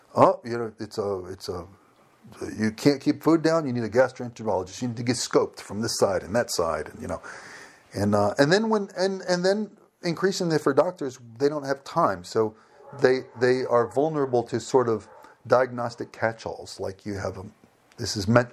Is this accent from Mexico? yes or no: no; United States; moved away as an adult; also born or lived in Sevastopol; I'm an American.